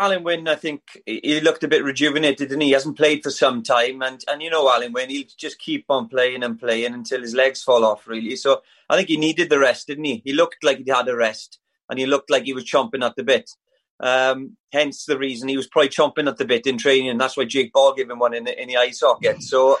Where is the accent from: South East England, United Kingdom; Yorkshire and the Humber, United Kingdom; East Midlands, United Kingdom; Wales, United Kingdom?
Wales, United Kingdom; I even as a Welshman